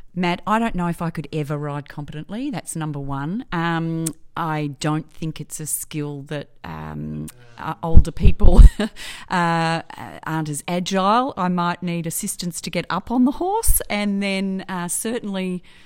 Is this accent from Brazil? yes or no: no; Edithvale, Victoria, Australia; also born or lived in Hartwell, Victoria; I grew up in Edithvale